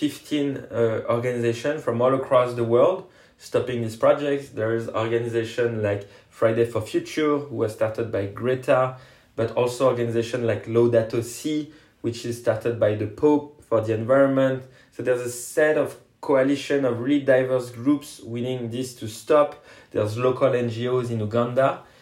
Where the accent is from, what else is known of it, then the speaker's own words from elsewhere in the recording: France; And me, I'm just from France, supporting and helping in whatever capacity I can to put pressure on Total.